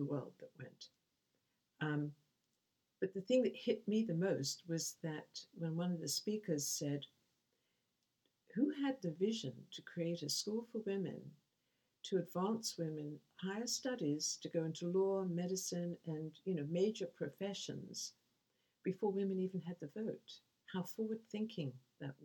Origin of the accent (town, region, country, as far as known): England, United Kingdom